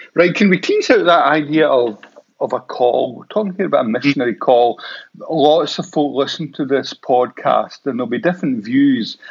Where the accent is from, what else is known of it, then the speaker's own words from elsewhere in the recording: Paisley, Scotland, United Kingdom; I'm from the Glasgow area, I'm from Paisley